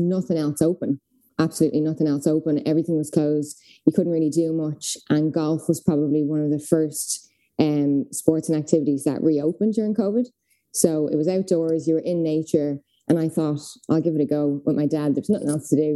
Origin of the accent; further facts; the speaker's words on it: Dublin, Leinster, Ireland; I am from Dublin.